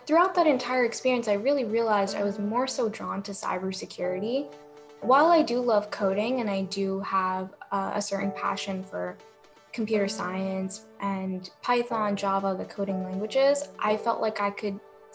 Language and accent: English; New Jersey, United States; growing up in Central Jersey